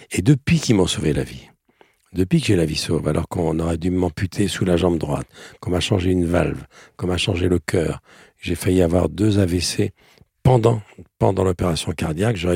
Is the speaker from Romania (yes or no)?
yes; Romania; car je viens des, des brumes des Carpates près de la frontière ukrainienne je viens de Roumanie.